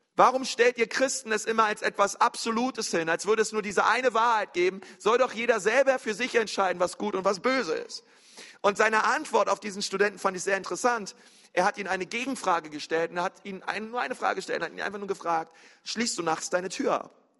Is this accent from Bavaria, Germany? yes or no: no; near the Uckermark, Brandenburg, Germany; In Brandenburg, in der Uckermark. Äh, gar nicht weit von meinem Heimatort